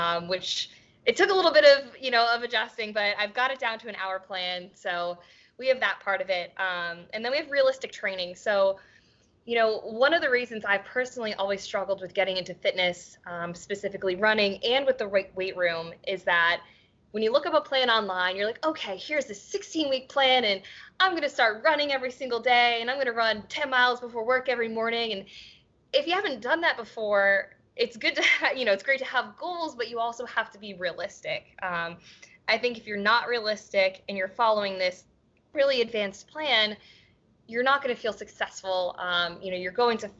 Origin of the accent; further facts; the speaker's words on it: Baltimore, Maryland, United States; I live in Baltimore.